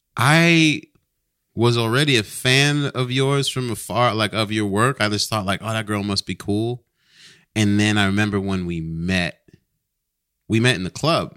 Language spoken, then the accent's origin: English; New York, United States; moved away; also born or lived in New England / Carlsbad, California; I grew up in New York and then, and also New England